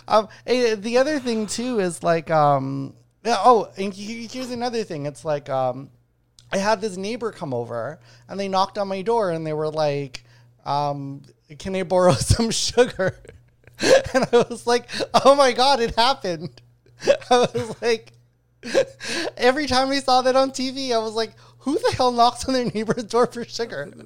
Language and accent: English; Winnipeg, Manitoba, Canada; moved away as an adult; I grew up in Winnipeg, a murder capital of Canada